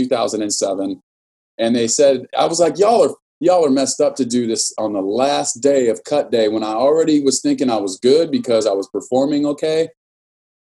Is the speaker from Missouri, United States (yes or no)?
no; Norwalk, California, United States; I was born and raised in Norwalk, California, single mother